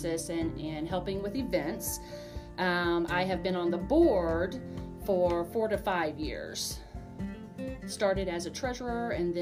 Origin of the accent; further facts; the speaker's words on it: Prairie Home, United States; I am an alumni from Prairie Home. I have lived here, graduated here pretty much all my life